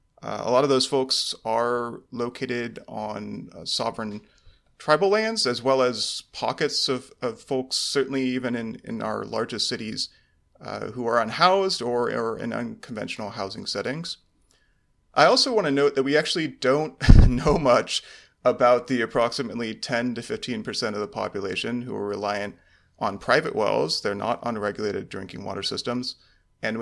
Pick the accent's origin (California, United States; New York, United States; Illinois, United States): California, United States; In Orange County, California.